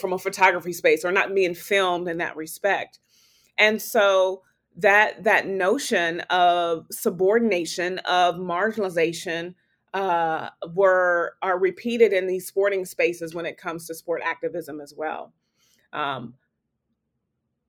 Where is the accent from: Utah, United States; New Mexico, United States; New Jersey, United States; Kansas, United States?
Kansas, United States; Topeka; I was born and raised in Topeka, Kansas